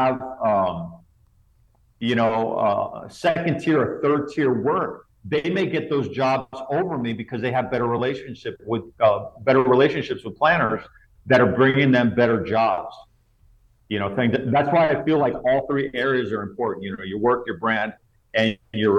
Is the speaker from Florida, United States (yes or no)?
yes; South Florida, United States; my hometown in South Florida